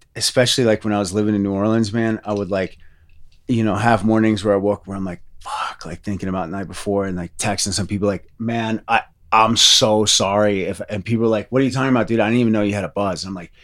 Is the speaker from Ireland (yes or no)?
yes; Ireland; no, it's because I'm Irish.